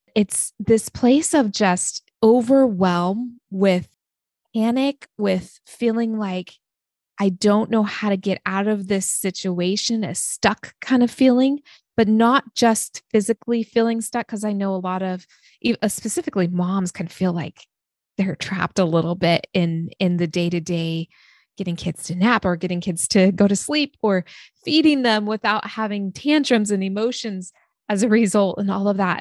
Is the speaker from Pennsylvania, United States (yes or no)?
no; Oregon, United States; also born or lived in San Diego, California; my family moved to Oregon when I was six years old. So I grew up in a small town in Oregon, very small